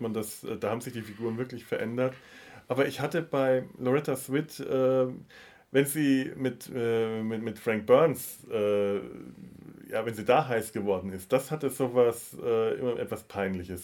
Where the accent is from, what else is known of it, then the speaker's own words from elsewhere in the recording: Bavaria, Germany; meine Kindheit und Jugend in Bayern